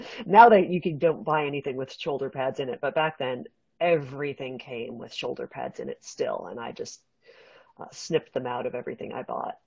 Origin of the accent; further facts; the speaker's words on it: West Coast, California, United States; growing up on the West Coast